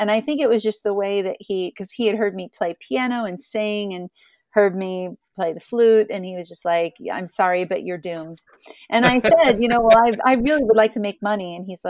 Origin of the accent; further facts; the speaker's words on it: Ohio, United States; I grew up in Southeastern Ohio. So everybody had guitars and mandolins, and violins and washboards and put your hands on.